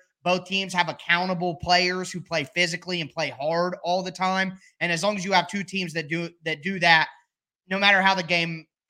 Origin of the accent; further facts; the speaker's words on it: Ohio, United States; I'm from Ohio, not Pennsylvania, but close enough.